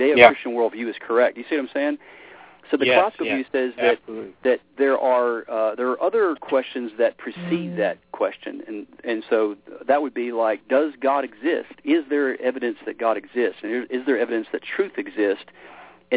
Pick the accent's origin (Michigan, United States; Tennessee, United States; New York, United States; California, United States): Tennessee, United States; Memphis; I grew up in Memphis, Tennessee. It's kind of where, my roots.